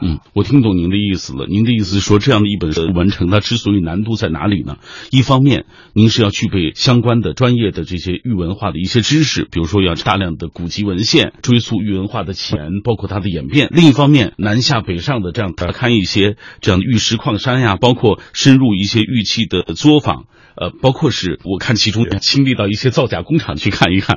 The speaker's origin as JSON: {"language": "Chinese", "region": "Xinjiang", "country": "China", "tie": "born or raised there", "moved": "yes", "said": "从新疆来的，从小我在新疆就听说，好像新疆的和田玉是很有名的"}